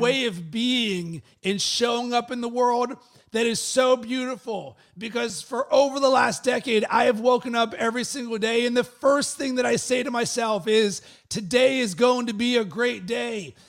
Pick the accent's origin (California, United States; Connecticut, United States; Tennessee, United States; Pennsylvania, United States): Pennsylvania, United States; Pittsburgh; moved away; originally, I'm from Pittsburgh